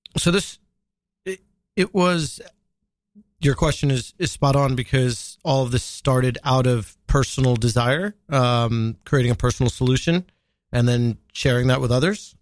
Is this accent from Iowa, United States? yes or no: no; Long Island, New York, United States; also born or lived in Washington, D.C.; I grew up in Long Island, which is its own type of, uh, pressure cooker